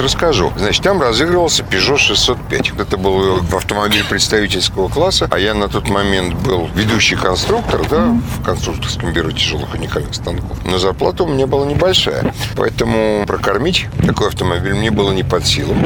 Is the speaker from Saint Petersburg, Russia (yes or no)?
yes; Saint Petersburg, Russia; живу и работаю, и вообще я питерский человек.